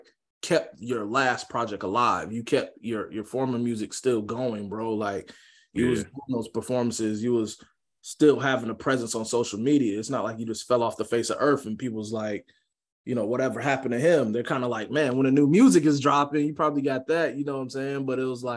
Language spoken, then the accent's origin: English; Jacksonville, Florida, United States; I'm from Jacksonville